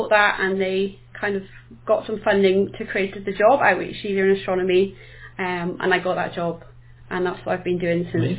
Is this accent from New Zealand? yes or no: no; Wales, United Kingdom; now in Southampton, United Kingdom; the Welsh in me wouldn't let me say that I was from Southampton.